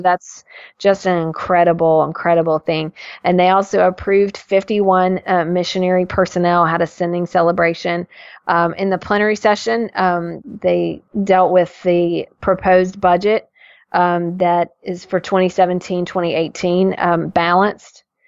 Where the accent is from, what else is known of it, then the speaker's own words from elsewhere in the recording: Tennessee, United States; I'm from Tennessee